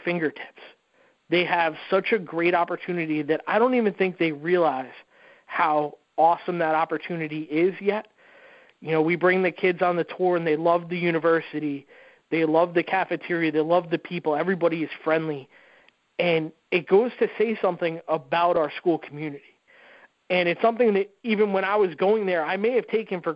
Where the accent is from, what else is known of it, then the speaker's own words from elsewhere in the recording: Rockland County, New York, United States; growing up in Rockland County, about an hour from West Point